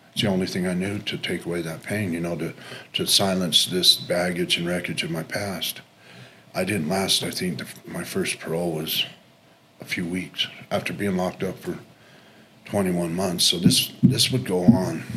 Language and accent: English; Sandy, Utah, United States; I grew up here in Salt Lake, in Sandy.